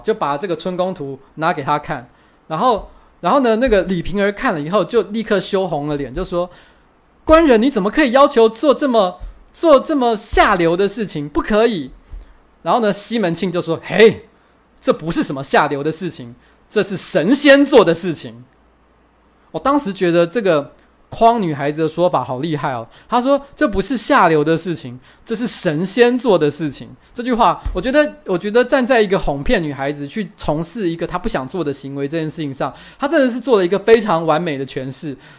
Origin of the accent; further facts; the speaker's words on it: Taoyuan, Taiwan; 我其实不是台北人，我是桃园人